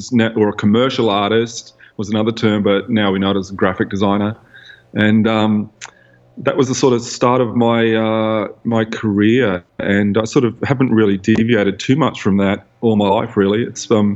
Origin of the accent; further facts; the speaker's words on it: New Zealand; now in Byron Bay, Australia; I'm originally from New Zealand. I'm a Kiwi